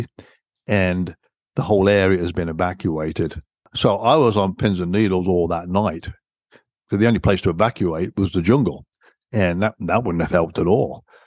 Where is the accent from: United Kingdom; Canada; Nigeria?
United Kingdom; England; accent: British; moved away; I'm a Brit, you can tell from my accent, but being born and raised there